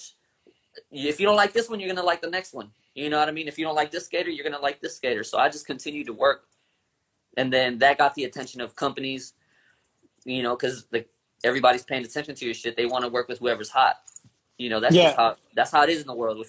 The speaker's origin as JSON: {"language": "English", "town": "Long Beach", "region": "California", "country": "United States", "said": "I come from Long Beach."}